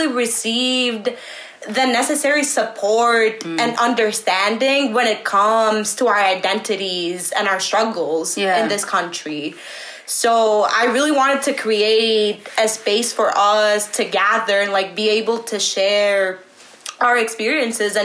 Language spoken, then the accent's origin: English; Athens, Attica, Greece; moved away as an adult; now in Ithaca, United States; student at Ithaca College from Athens, Greece